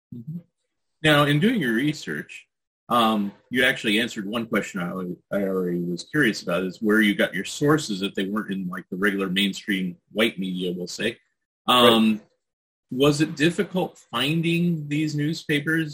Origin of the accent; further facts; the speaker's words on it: California, United States; I grew up in California, where it was pretty rural growing up, and then later on is Silicon Valley